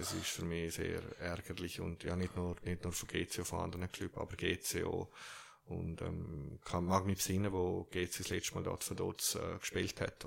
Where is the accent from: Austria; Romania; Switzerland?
Switzerland; Zürich; accent: Zürich dialect; ich bin auch Schweizer